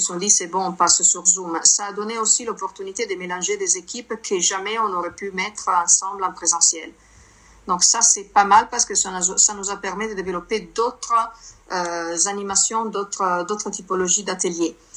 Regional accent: Milan, Lombardy, Italy; French is a second language; moved away as an adult; now in France; je suis née en Italie, je suis née à Milan, je suis arrivée en France en 2007

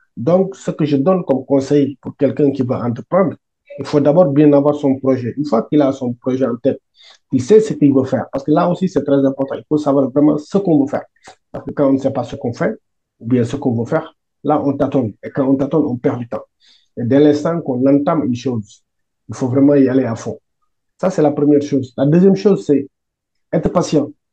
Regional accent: Senegal; also born or lived in Italy; now in France; je suis sénégalais. Euh, je suis arrivé en France en 2013, mais avant, j'étais en Italie

